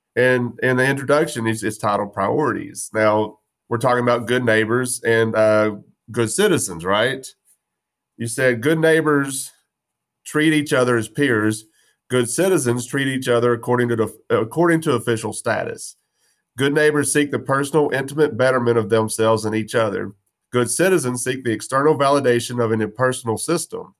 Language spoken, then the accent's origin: English; West Texas, United States; I'm from West Texas. There's no trees. We chased horny toads and, and ran from rattlesnakes.